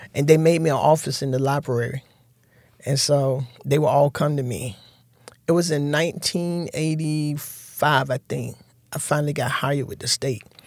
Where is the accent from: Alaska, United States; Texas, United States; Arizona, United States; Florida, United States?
Florida, United States; Fort Lauderdale; now in Tallahassee, United States; growing up in Fort Lauderdale was, was real good